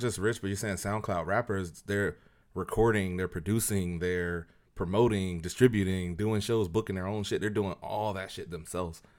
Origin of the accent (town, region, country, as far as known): Tampa, Florida, United States